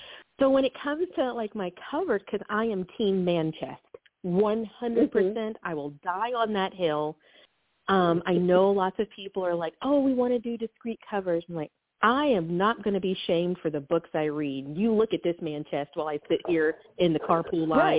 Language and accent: English; the South, United States; I was like, you know, I am from the South, and I said, do you know …?